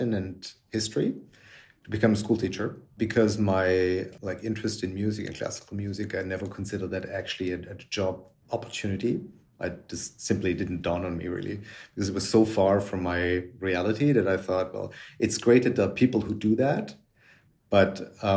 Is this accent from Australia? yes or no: no; Germany; moved away as an adult; now in Paris, France; I grew up in Germany and second half of the 70s, early 80s